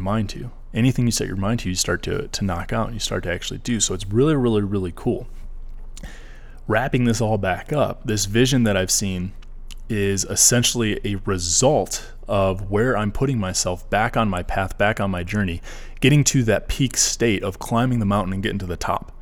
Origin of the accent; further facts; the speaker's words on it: Michigan, United States; moved away as an adult; I'm from Michigan